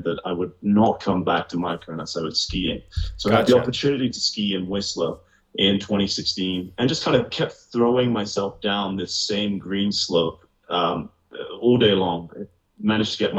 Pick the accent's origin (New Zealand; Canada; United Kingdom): United Kingdom; moved away as an adult; also born or lived in London / Asia; born about an hour north of London, a small town that's only famous for having … of … being born there. There's nothing else interesting about my town. I spent the first 18 years of my life there